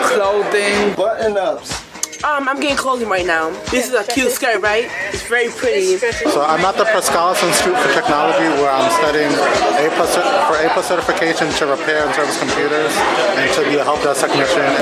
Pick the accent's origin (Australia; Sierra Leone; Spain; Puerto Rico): Puerto Rico; now in Bronx, United States; I live in the Bronx. I'm originally from Puerto Rico.